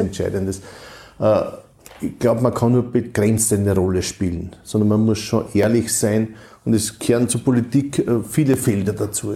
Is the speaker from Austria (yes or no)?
yes; Austria; bei uns in Österreich